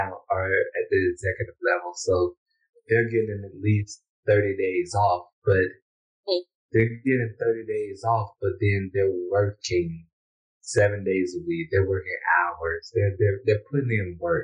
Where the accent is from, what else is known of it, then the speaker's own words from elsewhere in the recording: United States; moved away as an adult; now in Honduras; growing up in America